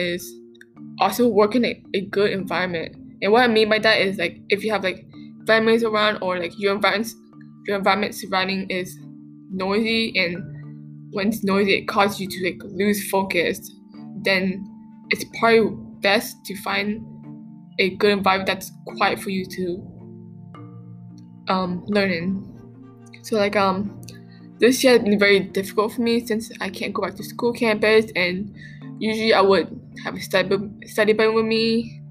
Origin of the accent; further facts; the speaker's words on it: Vietnam; now in Canada; I've been back to my hometown country. So it's nice to be back home in Vietnam